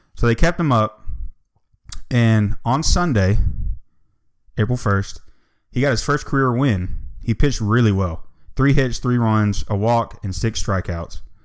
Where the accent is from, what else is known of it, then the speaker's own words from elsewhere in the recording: Atlanta, Georgia, United States; born and raised in Atlanta